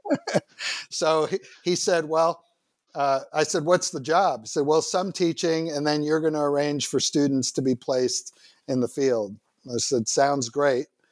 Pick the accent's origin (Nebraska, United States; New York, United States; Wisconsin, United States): New York, United States; New York City; also born or lived in Manhattan, New York / Israel; I was born in 1959 in Manhattan, and then much of my childhood in Queens